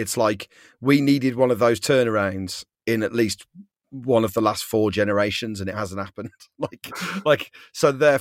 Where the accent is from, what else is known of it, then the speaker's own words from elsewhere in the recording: England, United Kingdom; My mom's Welsh, but I'm English